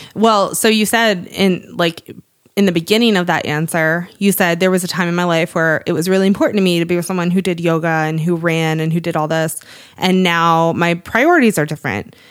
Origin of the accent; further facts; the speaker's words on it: Cape Cod, Massachusetts, United States; moved away; I am from Cape Cod